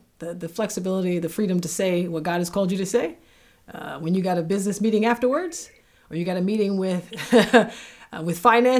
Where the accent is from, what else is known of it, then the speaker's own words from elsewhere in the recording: Florida, United States; moved away; I'm from Florida.